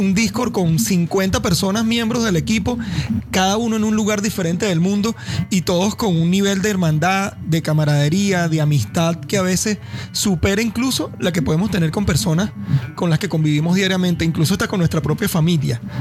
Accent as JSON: {"language": "Spanish", "country": "Venezuela", "said": "tenemos jugadores de muy buen nivel, pero no hay equipos venezolanos todavía"}